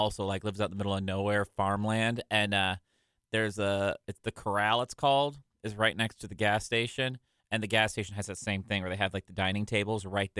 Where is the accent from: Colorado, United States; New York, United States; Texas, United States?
New York, United States; Irondequoit; I'm from Irondequoit.